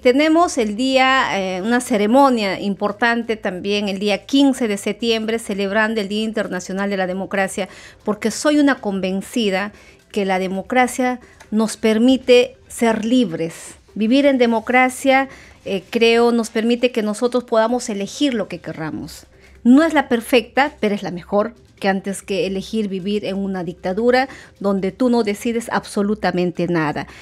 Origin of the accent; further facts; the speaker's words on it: Peru; nosotros como peruanos